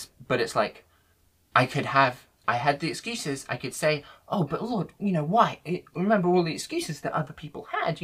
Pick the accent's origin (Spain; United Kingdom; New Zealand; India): United Kingdom; Worcester, West Midlands; when I was younger, growing up in Worcester